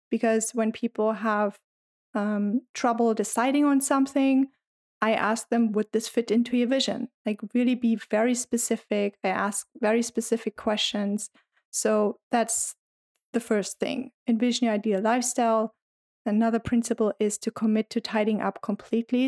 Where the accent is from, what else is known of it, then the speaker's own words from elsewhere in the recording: Germany; now in United States; I'm originally from Germany, but I've been living in the U S for quite some